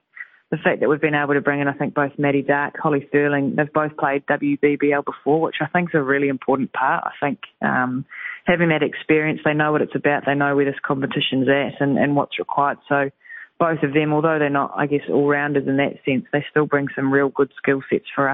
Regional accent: New Zealand; us Kiwis

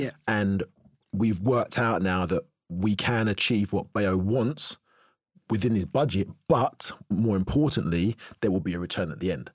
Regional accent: Cheshunt, East of England, United Kingdom; also born or lived in North London / Tottenham; We was born in North London and Tottenham, moved to Cheshunt when I was six.

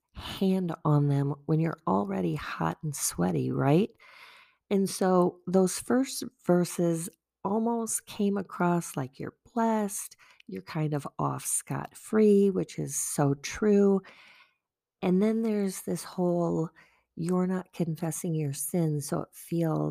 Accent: Wisconsin, United States; also born or lived in Virginia; being from Wisconsin

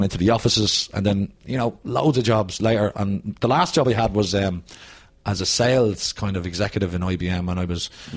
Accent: Dublin, Leinster, Ireland; also born or lived in Fairview, Dublin / Ballymun, Dublin; I grew up in Finglas

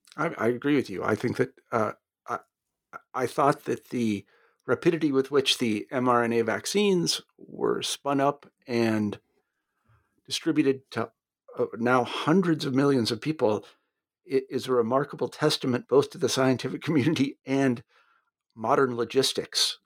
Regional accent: United States; being an American

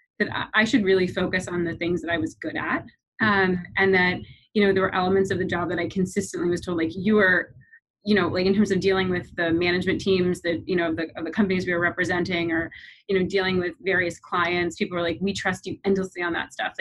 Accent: Eastern Shore of Maryland, United States; moved away as an adult; I grew up on the Eastern Shore of Maryland.

